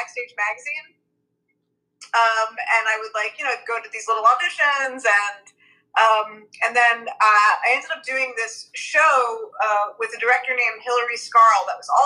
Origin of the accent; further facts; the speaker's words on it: New York City, New York, United States; I'm from Brooklyn